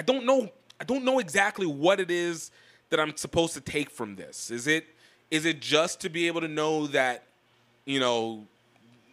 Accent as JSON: {"language": "English", "country": "United States", "said": "me as an American"}